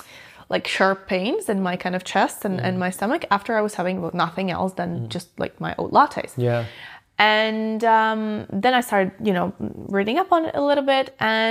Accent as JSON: {"language": "English", "country": "Latvia", "said": "because I lived in, obviously, I'm from Latvia."}